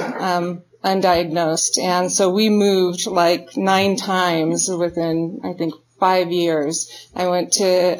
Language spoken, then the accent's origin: English; Garden City, Idaho, United States; they moved into a trailer down in Garden City. They didn't have money for furniture and stuff. So they brought a log in from down by the river, and they had shag green carpet and they had wood paneling. So they liked to, smoke some weed and get drunk and pretend that they were in the forest. And that's what I was born into.